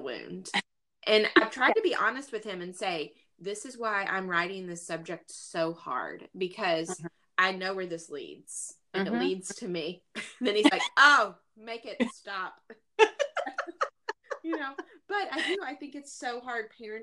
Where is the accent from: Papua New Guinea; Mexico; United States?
United States; the South; I grew up in the South